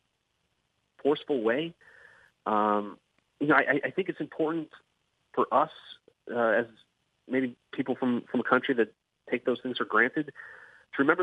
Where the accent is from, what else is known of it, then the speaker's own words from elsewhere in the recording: United States; accent: American English; we as American citizens